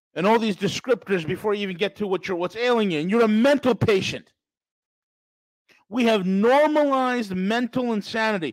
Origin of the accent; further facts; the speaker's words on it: New York, United States; I'm from New York.